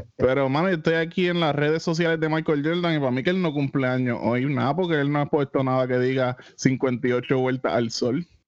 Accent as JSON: {"language": "Spanish", "town": "Isabela", "country": "Puerto Rico", "tie": "born or raised there", "said": "yo soy, me crié en Isabela"}